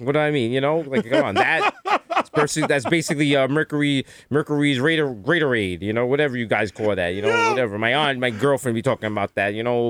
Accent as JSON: {"language": "English", "town": "New York City", "region": "New York", "country": "United States", "said": "I'm from Harlem."}